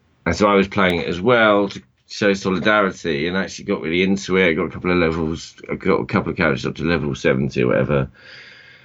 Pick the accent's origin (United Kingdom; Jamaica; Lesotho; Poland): United Kingdom; near Croydon, London; when we grew up near Croydon